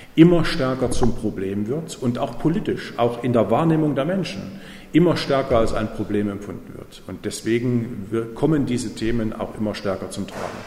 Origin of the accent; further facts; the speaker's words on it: East Germany, Germany; ich komme ja aus Ostdeutschland